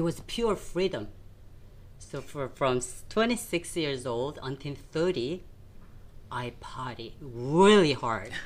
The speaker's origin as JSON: {"language": "English", "region": "Seoul", "country": "South Korea", "tie": "born or raised there", "moved": "yes", "said": "I grew up in South Korea in Seoul"}